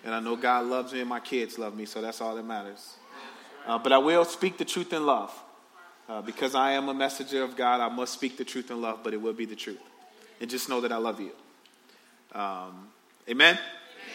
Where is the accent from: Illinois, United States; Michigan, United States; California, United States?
Illinois, United States; Chicago; I grew up in the projects on the south side of Chicago